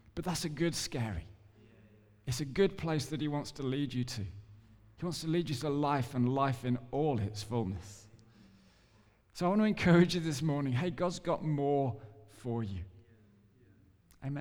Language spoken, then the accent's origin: English; England, United Kingdom; I'm English